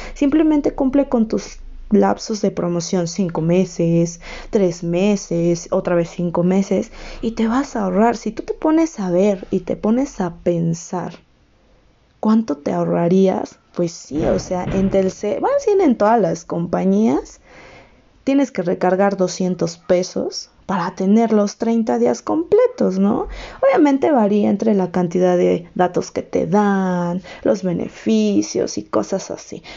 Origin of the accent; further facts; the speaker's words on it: Mexico; Yo soy de México